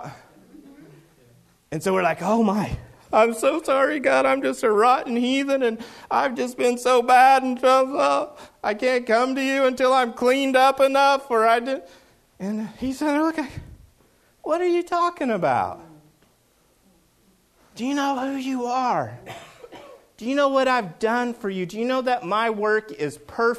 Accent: Oklahoma, United States; I'm from Oklahoma

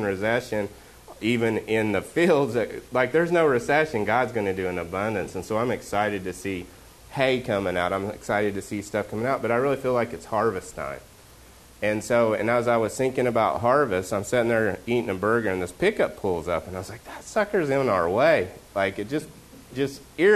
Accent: Oklahoma, United States; moved away; I'm from Oklahoma.

